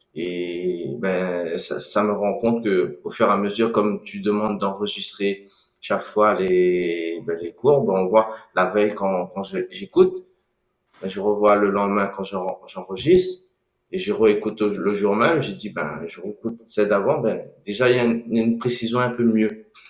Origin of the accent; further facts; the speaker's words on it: Réunion; je suis né à La Réunion